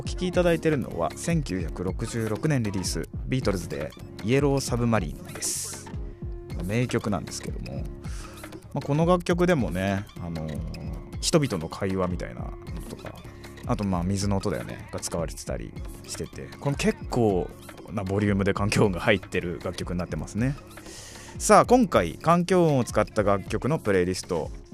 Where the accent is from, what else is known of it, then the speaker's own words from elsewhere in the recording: Gifu, Japan; 僕岐阜県出身なんですけど